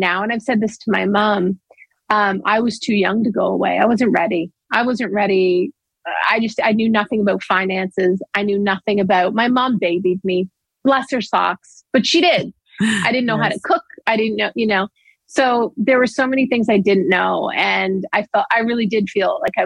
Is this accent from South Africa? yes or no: no; Owen Sound, Ontario, Canada; moved away; I came from Owen Sound